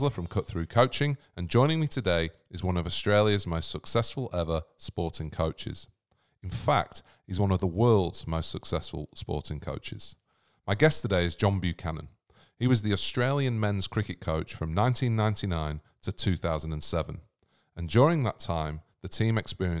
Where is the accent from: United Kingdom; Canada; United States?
United Kingdom; England; being an Englishman for the most part of my adolescence